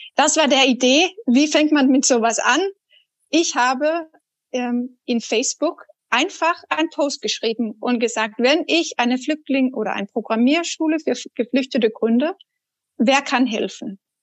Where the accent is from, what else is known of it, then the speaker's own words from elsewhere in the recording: Denmark; German is a second language; now in Germany; als Dänin. Ich bin auch Ausländer in Deutschland